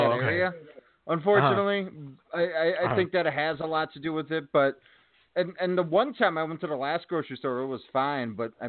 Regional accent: Chicago area, Illinois, United States; moved away; All the grocery stores I grew up, like Jewel, Dominick's, like all that Chicago type shit, gone.

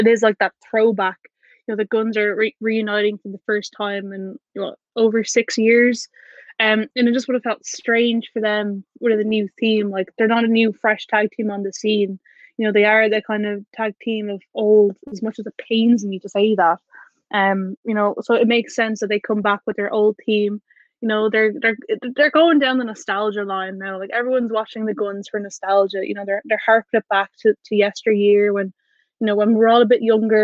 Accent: Ireland; I'm from Ireland

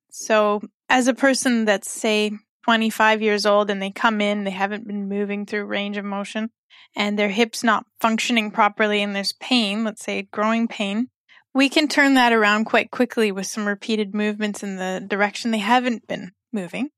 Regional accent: Canada; moved away as an adult; also born or lived in Mexico / Nepal; now in Kuwait; I'm a physiotherapist from Canada, and I've been in Kuwait for almost eleven months

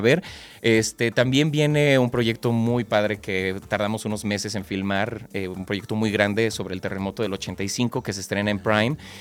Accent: Mexico; para nosotros como, como mexicanos

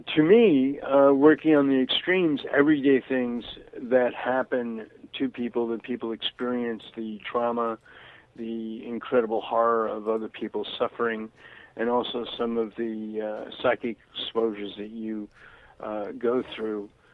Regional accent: New York City, New York, United States; moved away; also born or lived in Florida / Santa Barbara, California; growing up in Brooklyn, mm-hmm. in the 1950s.

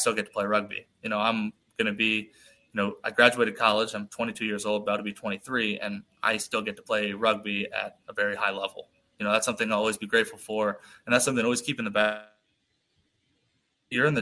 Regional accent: United States; we're American

